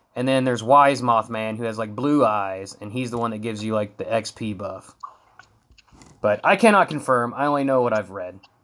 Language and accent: English; West Virginia, United States; We're all from West Virginia